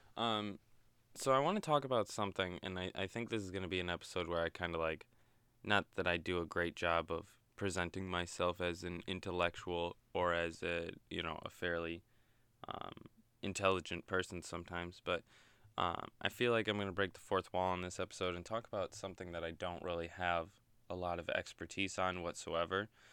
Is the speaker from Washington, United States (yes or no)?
no; Oneida, New York, United States; I grew up right outside of Oneida